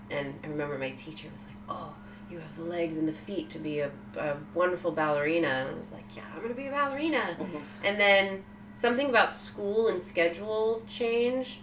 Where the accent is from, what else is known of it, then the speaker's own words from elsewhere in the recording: Sacramento, California, United States; I was born in Sacramento, California.